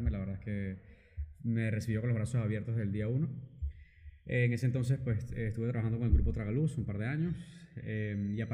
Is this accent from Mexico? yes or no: no; Venezuela; moved away as an adult; also born or lived in United States; now in Barcelona, Spain; soy venezolano de nacionalidad, venezolano-francés. Em, llegué a Barcelona hace aproximadamente casi 11 años ya.